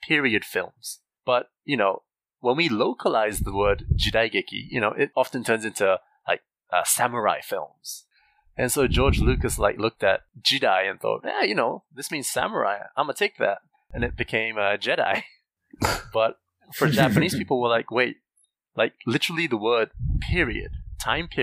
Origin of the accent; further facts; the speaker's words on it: New Zealand; I grew up in New Zealand